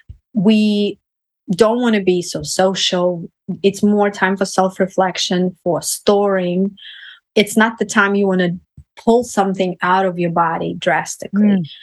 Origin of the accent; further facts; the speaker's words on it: Russia; moved away; So I came from Russia in 2005